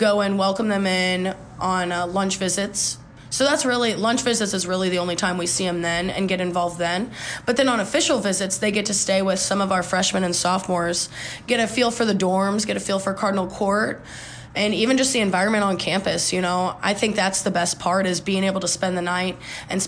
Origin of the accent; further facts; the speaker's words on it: 45 minutes from Bloomington, Illinois, United States; now in Bloomington, United States; My hometown's not that far either. I'm only like 45 minutes